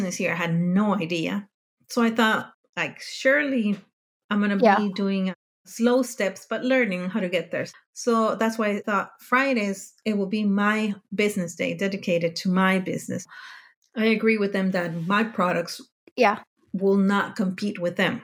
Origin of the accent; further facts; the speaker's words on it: Mexico; moved away as an adult; now in Denmark; I grew up in Mexico